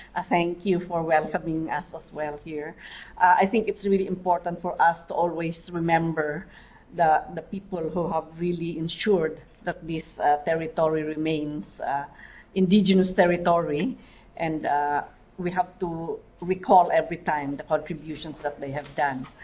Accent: Mountain Province, Cordillera Administrative Region, Philippines

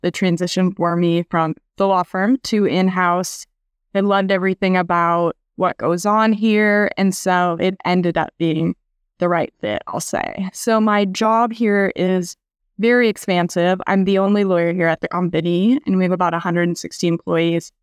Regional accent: Iowa, United States; moved away as an adult; also born or lived in Kansas City, Missouri; now in San Diego, United States; I grew up in Iowa, went to school there

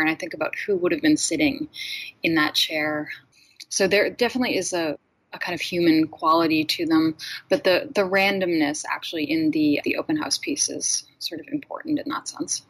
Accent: Boston, Massachusetts, United States; moved away as an adult; also born or lived in Los Angeles; I grew up outside of Boston

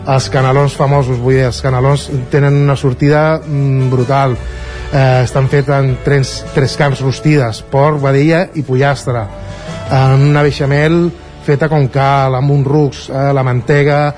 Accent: Balearic Islands, Spain; moved away as an adult; now in Barcelona, Spain; jo vinc, com dic, de Menorca, vaig vindre l'any 87 per estudiar hostaleria a l'Escola d'Hostalatge i Restauració de Barcelona

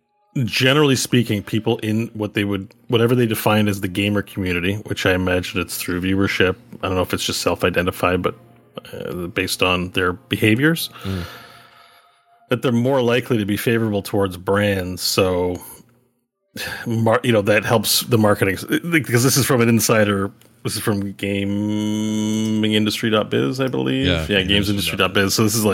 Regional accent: Quebec, Canada; But Pepsi, definitely, I grew up in Quebec. Pepsi's definitely the drink of choice in the province of Quebec.

